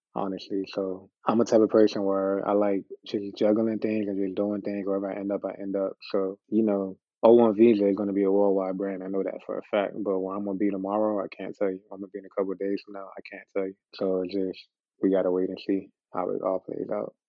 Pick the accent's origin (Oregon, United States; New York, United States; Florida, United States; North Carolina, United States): Florida, United States; Miami; growing up in Miami, it always felt like we, it was a whole bunch of Caribbeans